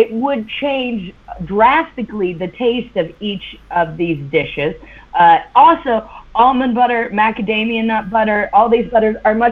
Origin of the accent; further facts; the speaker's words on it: United States; now in London, United Kingdom; As an American who lives abroad